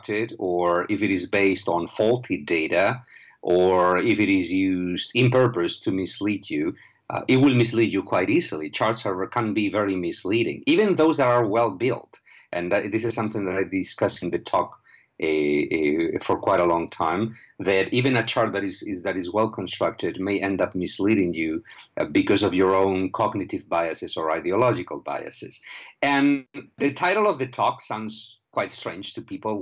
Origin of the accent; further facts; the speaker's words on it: Spain; moved away; I am originally from Spain